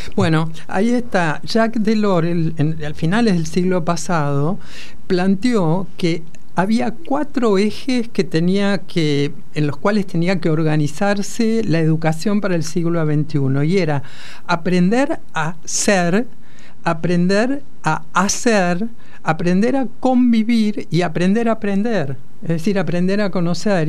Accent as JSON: {"language": "Spanish", "town": "La Plata", "region": "Buenos Aires Province", "country": "Argentina", "said": "yo soy eh, platense"}